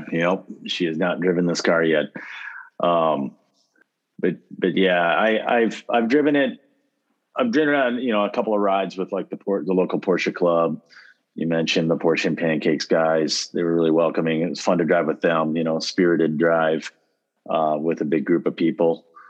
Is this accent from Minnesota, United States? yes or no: yes; Winona, Minnesota, United States; moved away; I've got my hometown's Winona. It's a south, it's a southeastern Minnesota town